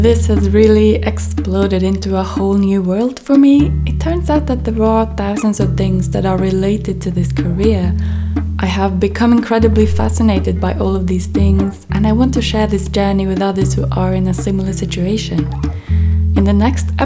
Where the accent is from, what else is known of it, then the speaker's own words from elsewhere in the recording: Norway; moved away as an adult; also born or lived in Manchester / Amsterdam / Tromsø; I was born and raised in Norway